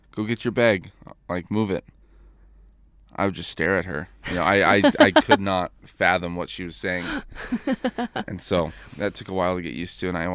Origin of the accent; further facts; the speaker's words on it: California, United States; moved away; I'm from California